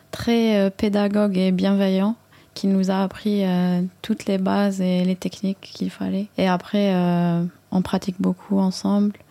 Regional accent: Algeria; moved away as an adult; now in France; il faut savoir qu'on a grandi en Algérie toutes les deux. Et en arrivant en France, euh, on se demandait qui on était dans cette société française en tant qu'Algérienne. Euh, pas issue de l'immigration forcément, mais on est arrivé après, à l'âge de, moi, à l'âge de 21 ans.

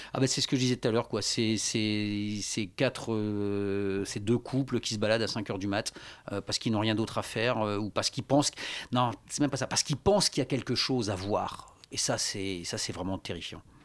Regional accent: Lille, Hauts-de-France, France; moi, je suis, j'étais, donc je viens de Lille

